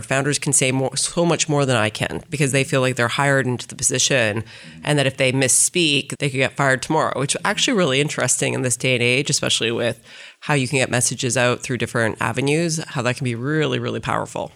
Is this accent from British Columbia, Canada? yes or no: no; Saskatchewan, Canada; moved away; also born or lived in Toronto; I grew up in Saskatchewan.